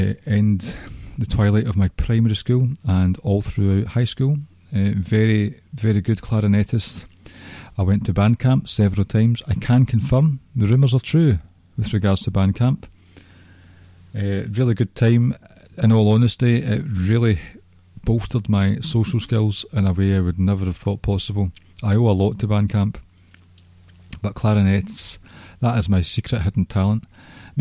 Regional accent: Scotland, United Kingdom

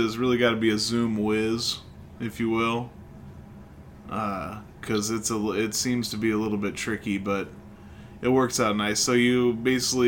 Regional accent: Illinois, United States; we're from Illinois

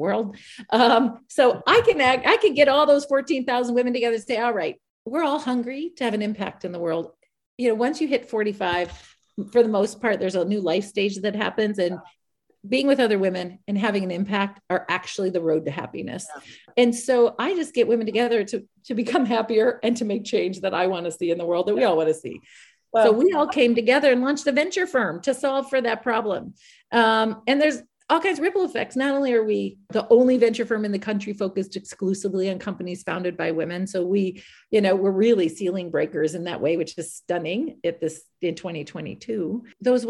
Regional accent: Iowa, United States; as a white woman in the United States, growing up in Iowa

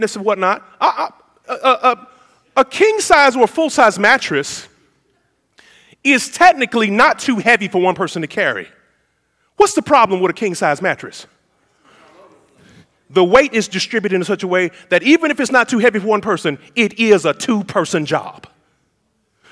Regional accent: United States; being an American

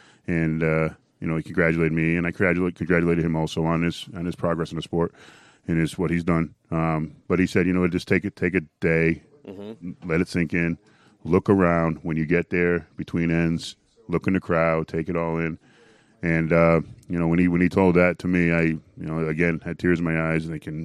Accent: Connecticut, United States; I'm from Connecticut, about 2.5 hours away.

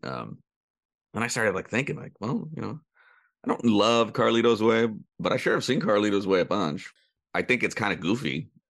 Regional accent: Sonoma County, California, United States; growing up in Sonoma County

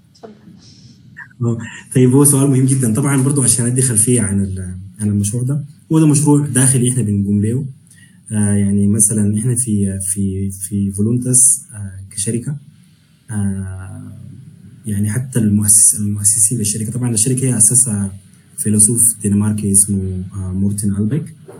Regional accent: Sudan; moved away; انا بالنسبه لي مثلا كسوداني

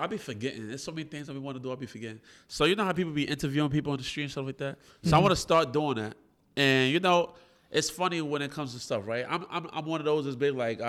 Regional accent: Brooklyn, New York, United States

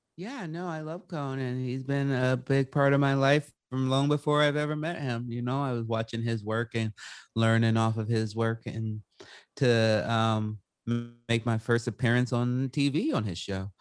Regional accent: Salem, Oregon, United States; I was growing up in the Pacific Northwest. I was in Salem, Oregon at the time.

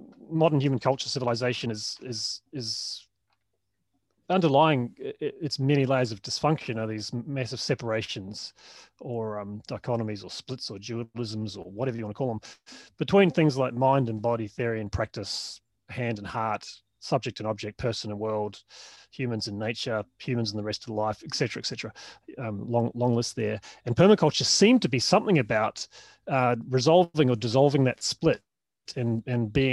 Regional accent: New Zealand; moved away as an adult; also born or lived in Melbourne, Australia; was from New Zealand

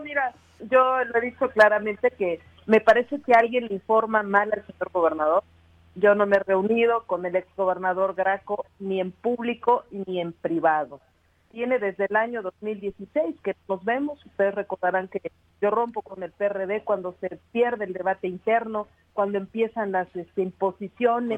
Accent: Cuautla, Morelos, Mexico; aquí en Cuautla, en mi tierra, en la región oriente

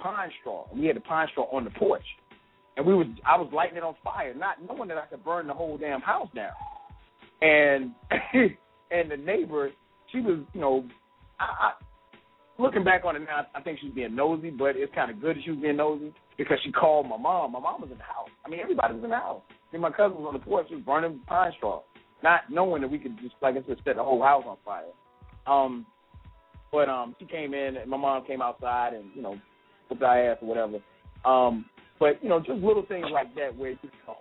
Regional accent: South Carolina, United States; now in Atlanta, United States; I grew up in South Carolina, and now living in Atlanta

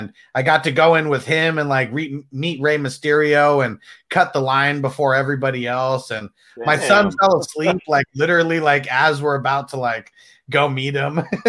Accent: Mexico; That's what Francisco said, since I'm from Mexico.

